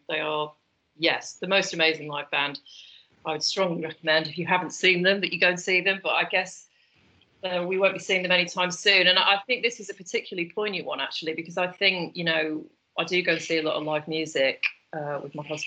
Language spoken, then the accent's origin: English; the Northwest, North West England, United Kingdom; now in London, United Kingdom; I'm from the Northwest, so we used to go to the Lake District a lot